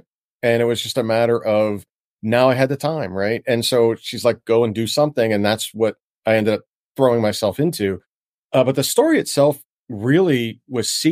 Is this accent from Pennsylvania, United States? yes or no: yes; Pittsburgh, Pennsylvania, United States; also born or lived in Washington, D.C.; I'm from Pittsburgh, Pennsylvania originally